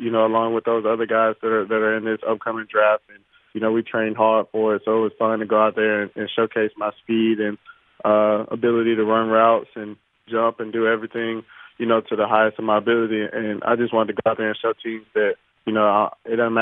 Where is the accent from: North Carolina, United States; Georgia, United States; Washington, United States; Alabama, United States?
Alabama, United States; Mobile; me staying at South and being able to hopefully be the third person ever drafted from the school is something big for me. And, you know, of course, it's my hometown as well